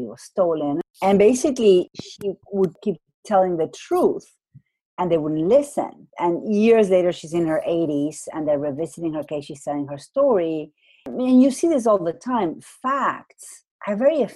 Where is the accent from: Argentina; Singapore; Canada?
Argentina; moved away; I come from Argentina. I went to a semi-private school